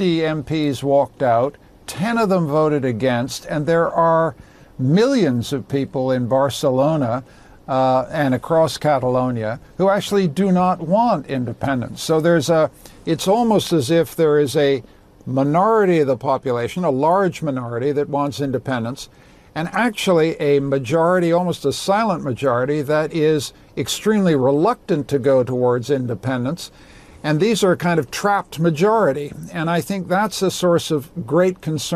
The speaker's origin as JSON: {"language": "English", "country": "Canada", "said": "I speak here as a Canadian"}